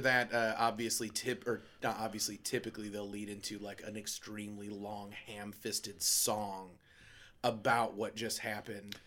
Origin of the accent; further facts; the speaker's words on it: United States; me as an American